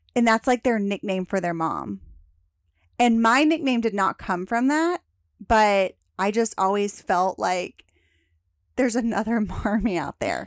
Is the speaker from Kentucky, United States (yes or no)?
yes; Lexington, Kentucky, United States; moved away as an adult; also born or lived in Alabama; now in Dallas, United States; we moved back home to where my parents were from, which is Lexington, Kentucky